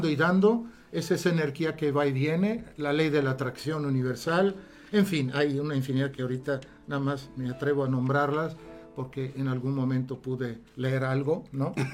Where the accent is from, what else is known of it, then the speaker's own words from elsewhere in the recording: Italy; Spanish is a second language; also born or lived in Alexandria, Egypt; Yo soy italiano, nací en Egipto, en Alejandría. Tuve esa gran suerte de nacer donde las pirámides, a pocos metros.